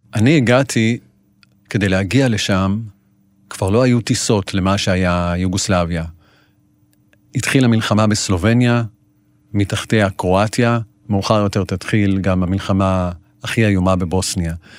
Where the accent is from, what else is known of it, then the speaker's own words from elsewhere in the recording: Israel; אני ישראלי, יהודי